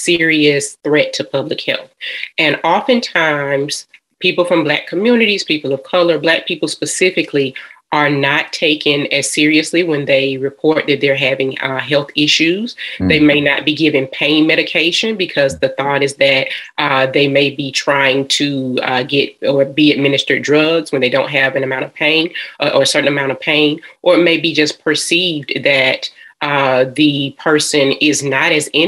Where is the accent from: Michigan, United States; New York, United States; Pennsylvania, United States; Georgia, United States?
Georgia, United States; Atlanta; I am a Georgia peach. I am from Atlanta, Georgia.